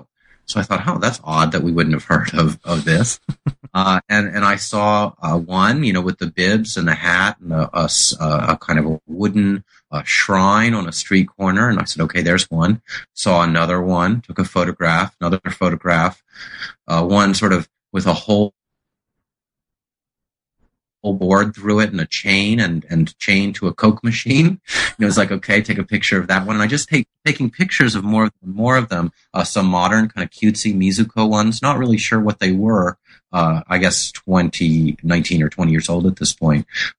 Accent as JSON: {"language": "English", "town": "Houston", "region": "Texas", "country": "United States", "tie": "born or raised there", "said": "I was raised in Houston, Texas in the 1960s and 70s in a secular Reformed Jewish family."}